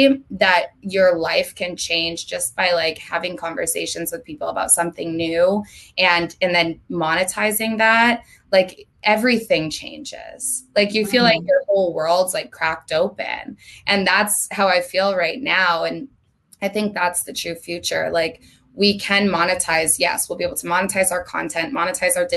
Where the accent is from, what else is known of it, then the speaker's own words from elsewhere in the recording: Vermont, United States; moved away as an adult; now in Los Angeles, United States; I'm from Vermont. I don't know if we touched on that, but I lived in Vermont my entire life up until 3 months ago when I moved to LA on April 1st.